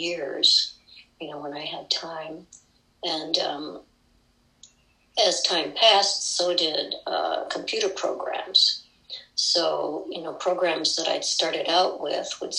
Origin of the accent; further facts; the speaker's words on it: Midwest, United States; all those recipes that I grew up with in the Midwest